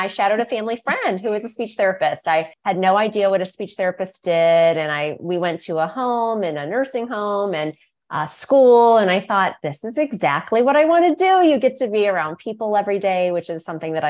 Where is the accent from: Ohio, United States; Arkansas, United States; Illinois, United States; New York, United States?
Ohio, United States; Northeast; my private practice here in my hometown here in Northeast Ohio